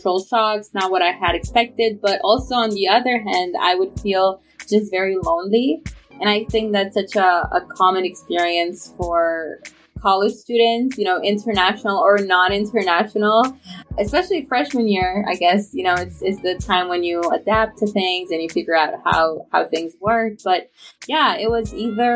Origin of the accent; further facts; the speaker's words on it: Bucharest, Romania; English is a second language; moved away as an adult; also born or lived in Changshu, China / Bennington, Vermont, United States; I grew up in Romania. As I grew up in Bucharest.